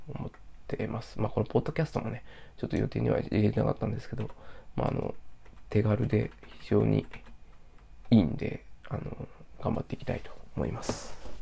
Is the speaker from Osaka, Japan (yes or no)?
yes; Osaka, Japan; moved away; 私は大阪出身なんですけど